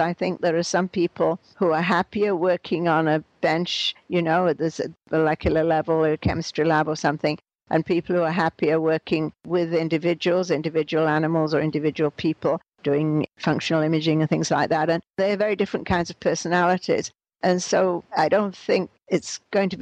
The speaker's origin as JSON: {"language": "English", "region": "England", "country": "United Kingdom", "moved": "as an adult", "lives_now": "Montreal, Canada", "said": "I came from England and was teaching, actually, at the University of Montreal"}